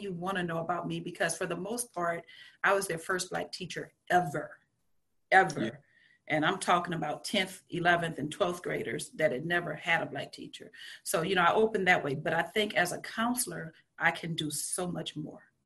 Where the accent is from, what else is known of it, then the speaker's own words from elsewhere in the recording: Louisiana, United States; growing up in Louisiana, I grew up Catholic